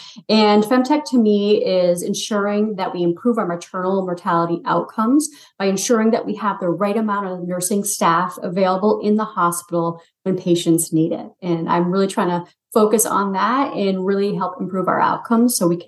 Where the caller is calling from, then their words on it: Scarborough, Maine, United States; I'm actually in Scarborough, Maine, where it's very cold with lots of snow.